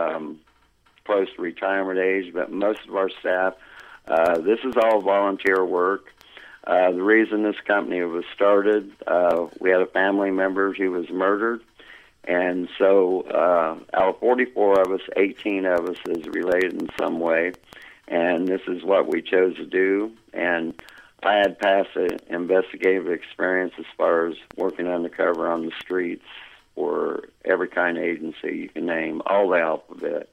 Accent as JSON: {"language": "English", "region": "Indiana", "country": "United States", "also_born_or_lived": "Champlain, New York", "moved": "as an adult", "lives_now": "Plattsburgh, United States", "said": "I'm originally from Indiana. I come up here on business, up here in Champlain, New York is where I started, liked it, ended up staying up here. Now I live in Plattsburgh, New York"}